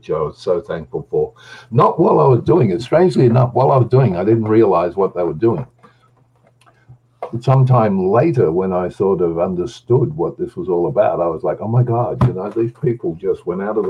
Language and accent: English; Australia; I'm an Australian